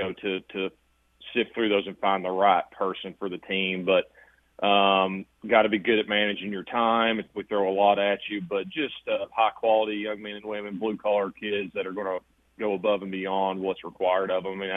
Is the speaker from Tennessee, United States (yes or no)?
yes; Kingston, Tennessee, United States; moved away as an adult; now in Cookeville, United States; growing up in East Tennessee, I mean, in Kingston, I'm like, I love where I grew up